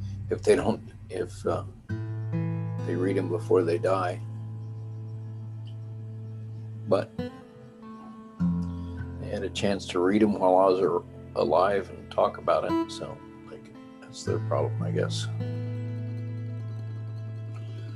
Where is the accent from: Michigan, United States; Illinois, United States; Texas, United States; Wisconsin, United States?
Texas, United States; being a Texan